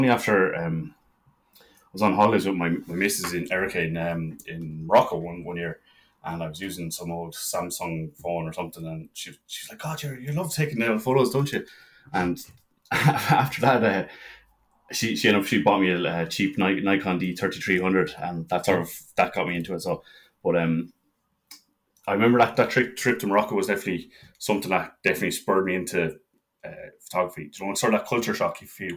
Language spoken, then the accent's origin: English; Kilkenny, Leinster, Ireland; moved away as an adult; now in Dublin, Ireland; I'm from Kilkenny